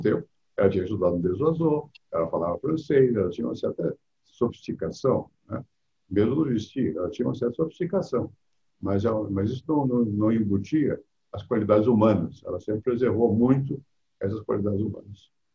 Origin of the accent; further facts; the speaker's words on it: Rio de Janeiro, Brazil; now in São Paulo, Brazil; Eu venho do Rio, outro, outro tipo de, de, de mundo